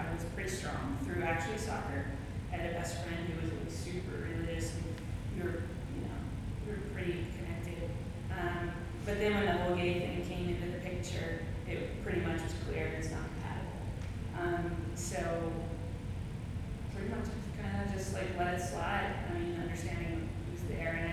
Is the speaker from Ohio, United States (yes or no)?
no; Texas, United States; moved away; also born or lived in Chicago; I grew up in the South, in Texas, at a Methodist church